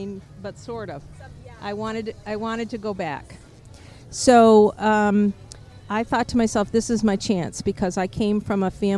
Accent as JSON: {"language": "English", "area": "Adirondacks", "region": "New York", "country": "United States", "moved": "yes", "lives_now": "Viera, United States", "said": "I'm originally from the Adirondacks in New York, but now we live in Vieira."}